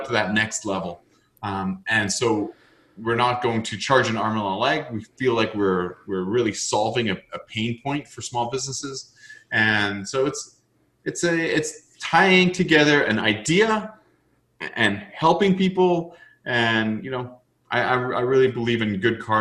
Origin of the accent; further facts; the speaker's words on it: Canada; being Canadian